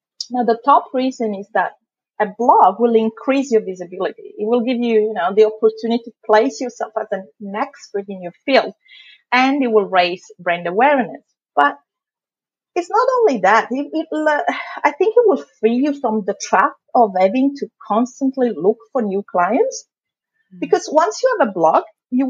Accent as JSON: {"language": "English", "country": "Italy", "also_born_or_lived": "London, United Kingdom", "accent": "thick Italian accent", "moved": "as an adult", "lives_now": "Melbourne, Australia", "said": "I'm from Italy originally."}